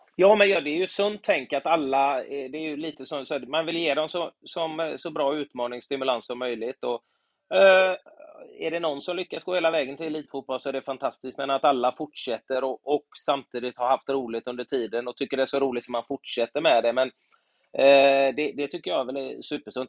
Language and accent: Swedish; Gothenburg, Västra Götaland, Sweden; när jag var liten i Göteborg